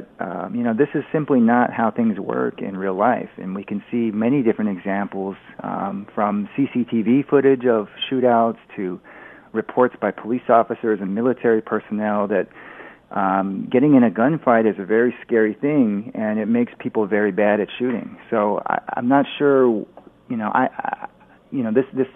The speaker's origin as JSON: {"language": "English", "country": "United States", "moved": "yes", "said": "as an American expat"}